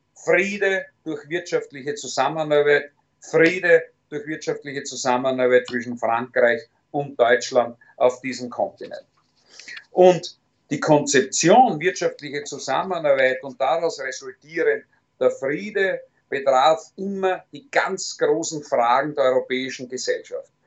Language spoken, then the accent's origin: German; Styria, Austria; In erster Linie bin ich Steirer, in zweiter Linie bin ich selbstverständlich Österreicher